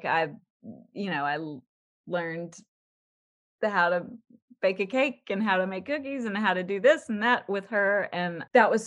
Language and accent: English; Baton Rouge, Louisiana, United States; moved away as an adult; also born or lived in New Orleans; now in Los Angeles, United States; My family's from New Orleans, but I grew up in Baton Rouge, and I came very far west to Los Angeles to go to CalArts such a long time ago